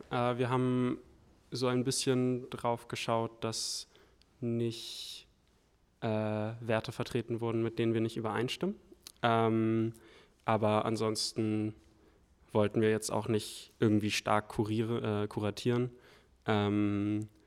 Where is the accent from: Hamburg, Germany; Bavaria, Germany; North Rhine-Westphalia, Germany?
Hamburg, Germany; Ähm, ich komme aus Hamburg